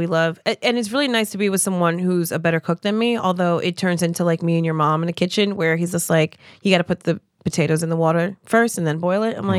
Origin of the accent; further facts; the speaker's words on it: New Jersey, United States; I'm from Jersey.